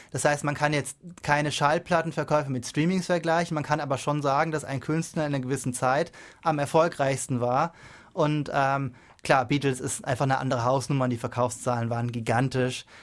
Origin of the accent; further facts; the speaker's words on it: Germany; das ist klar, ist ein bisschen lustig, sie jetzt hier so als Deutscher sich anzuhören